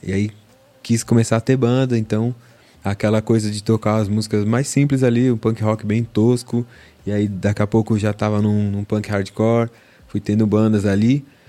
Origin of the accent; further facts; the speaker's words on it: São Paulo, Brazil; da zona norte de São Paulo, Vila Maria, né? Nascido e criado lá